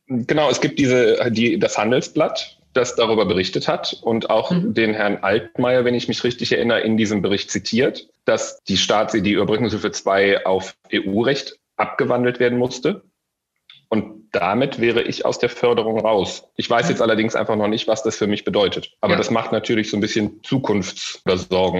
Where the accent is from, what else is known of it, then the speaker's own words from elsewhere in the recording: Solingen, North Rhine-Westphalia, Germany; moved away as an adult; now in Düsseldorf, Germany; Ich komme aus dem beschaulichen, schönen Solinger Bergischen Land und bin vor sechs Jahren nach Düsseldorf gezogen.